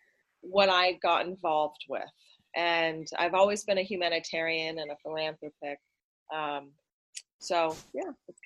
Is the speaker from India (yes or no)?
no; Idaho, United States; born there; also born or lived in Hawaii / Vermont / Arizona / California; now in Los Angeles, United States; I am 35 years old and I was born in Idaho. Moved around my whole life. My daddy was military, so I've lived in Hawaii and Vermont, Arizona, California, all over the place.